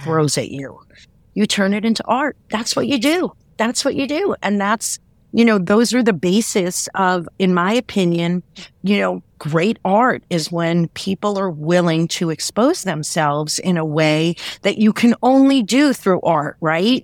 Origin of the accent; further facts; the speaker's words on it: New York, United States; I grew up in New York